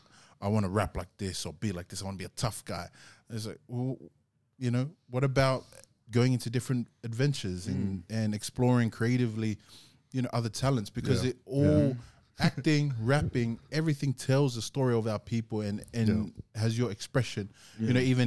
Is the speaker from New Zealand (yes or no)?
yes; New Zealand; accent: Kiwi; maybe I should just stop, like, get rid of my Kiwi accent and just spit like an Aussie from it.